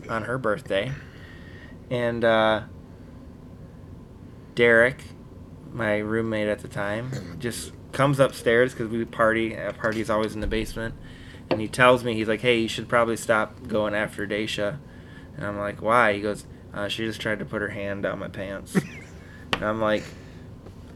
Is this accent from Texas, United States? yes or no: no; Wisconsin, United States; we're from Wisconsin